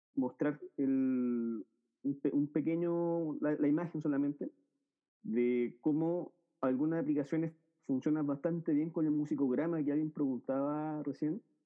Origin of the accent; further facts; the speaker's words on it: Chile; soy de Chile